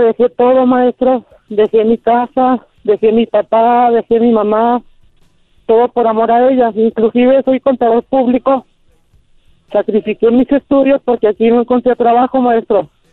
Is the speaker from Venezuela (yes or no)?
no; Torreón, Coahuila, Mexico; moved away as an adult; now in Durango, Mexico; Yo vivo en Durango Capital. Yo soy originario de Torreón, Coahuila, a tres horas de aquí